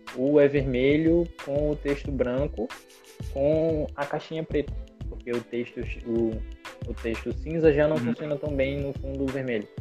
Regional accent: Brazil; sou do Brasil.

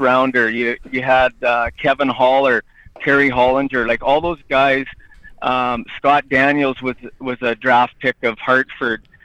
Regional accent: Edam, Saskatchewan, Canada; in my hometown.

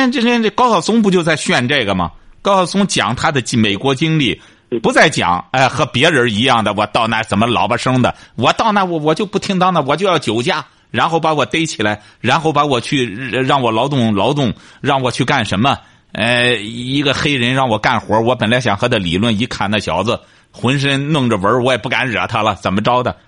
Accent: China; 我是觉得你作为一个中国人也好，什么也好，你到国外，特别是我们中国人，他和他这个欧洲人啊，他很难融到一块儿。

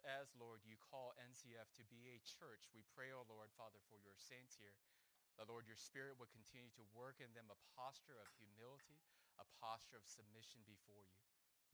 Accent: Huntington Beach, California, United States; now in Philadelphia, United States; I grew up in Huntington Beach, California

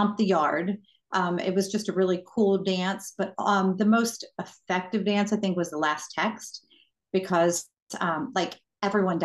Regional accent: New York, United States; also born or lived in Lancaster County, Pennsylvania; now in Pittsburgh, United States; I grew up in New York, moved to Lancaster County, Pennsylvania, lived among Amish people, got married, came to Pittsburgh

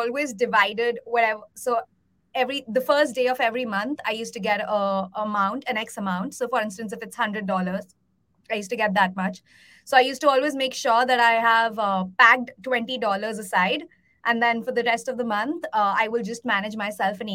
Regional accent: India; I was born and brought up in India.

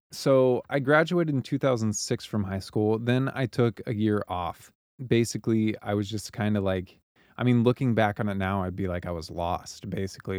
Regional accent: Joplin, Missouri, United States; also born or lived in Kansas City; I was born and raised in Joplin, Missouri, and it's a town in southwest Missouri

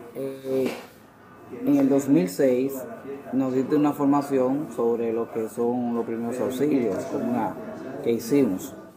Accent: Santo Domingo, Distrito Nacional, Dominican Republic; also born or lived in Cristo Rey, Santo Domingo; Nací en Cristo Rey, pero me crié más, mi entorno fue en base a Villa Consuelo

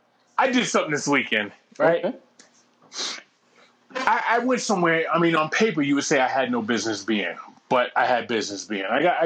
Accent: East Coast, United States; moved away; I'm from the East Coast

